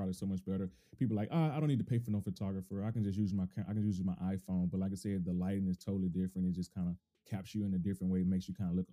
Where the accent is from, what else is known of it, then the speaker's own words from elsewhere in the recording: the South, United States; now in Bay Area, United States; I'm from the South, so it's totally different in the South